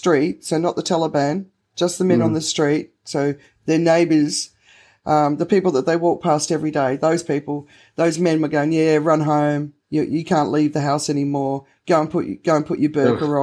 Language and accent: English; Australia; I'm Australian